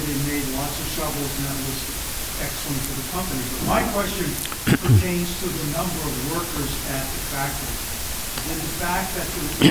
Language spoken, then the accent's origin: English; Sandwich, Massachusetts, United States; I'm from Sandwich, Massachusetts